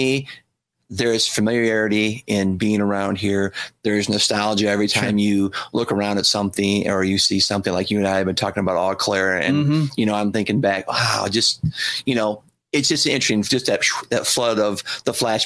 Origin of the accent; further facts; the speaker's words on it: Sodus, New York, United States; we grew up in Sotus. We lived down the road from a place, probably remember, Tabor Farm Resorts